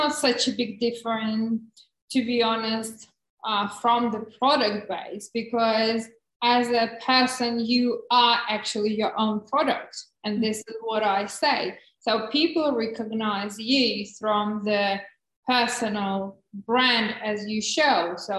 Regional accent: Czechia; English is a second language; also born or lived in Russia; So just in a beginning, I was born in Russia, so this is my …. Is like, you can't get probably more Russian name than that one. But when I was 13, my parents moved to the Czech Republic, so I grew up there and lived there.

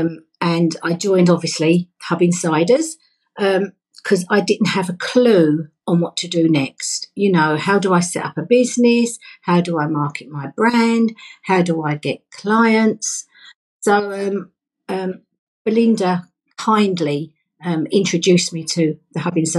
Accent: London, United Kingdom; I grew up in London

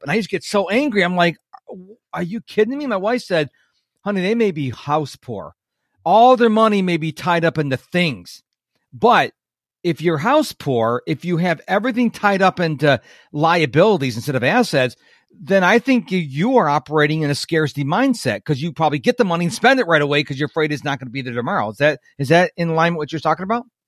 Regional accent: New York, United States; moved away; I'm originally from New York State

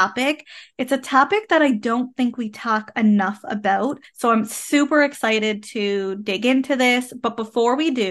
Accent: Canada; I am a Canadian social worker

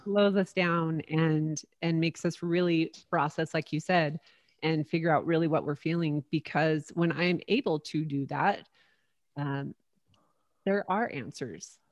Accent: St. George, Utah, United States; moved away; back in my hometown of Saint George, Utah.

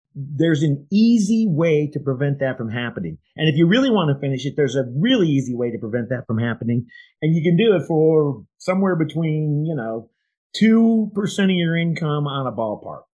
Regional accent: Iowa, United States; I'm from Iowa.

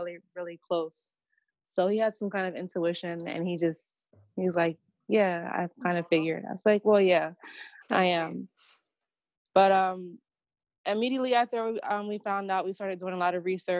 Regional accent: Harrisburg, Pennsylvania, United States; moved away as an adult; also born or lived in Philadelphia; my hometown in Harrisburg.

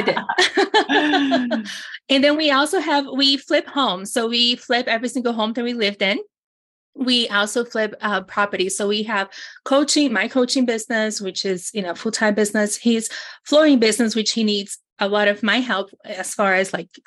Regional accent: Brazil; English is a second language; moved away; I was born in Brazil. I came from third world country poverty.

